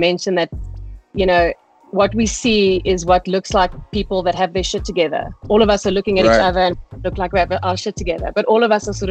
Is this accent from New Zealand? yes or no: no; Pretoria, Gauteng, South Africa; I'm originally from Pretoria, and I have, I'm Afrikaans, I've got Afrikaans parents